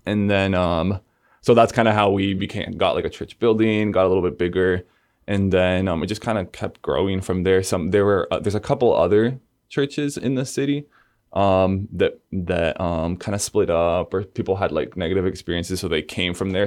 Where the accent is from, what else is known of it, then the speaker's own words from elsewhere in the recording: Argentina; moved away; I grew up in Argentina, which is in South America, the southernmost country in South America. Um, I was born in Buenos Aires